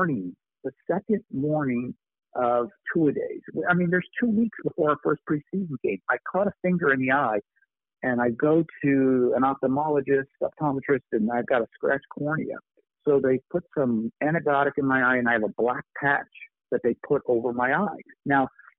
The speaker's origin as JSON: {"language": "English", "town": "Buffalo", "region": "New York", "country": "United States", "tie": "born or raised there"}